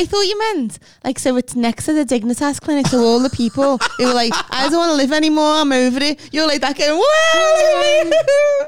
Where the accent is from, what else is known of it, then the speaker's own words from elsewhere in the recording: United Kingdom; we're British